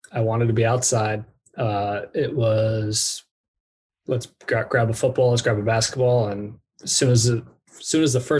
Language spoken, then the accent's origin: English; New York, United States; born there; also born or lived in Dallas, United States / Orange County, United States; I was born in New York, uh, and then I went to Dallas, Texas, and then I went to Orange County, California. Pretty much two years in each place, uh, and then second grade we relocated back east.